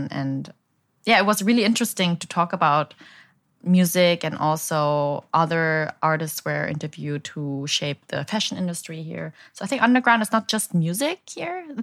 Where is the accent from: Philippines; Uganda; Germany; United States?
Germany; Berlin; English is a second language; now in Ho Chi Minh City, Vietnam; I came back from I came from Berlin, so you have a lot of techno music there.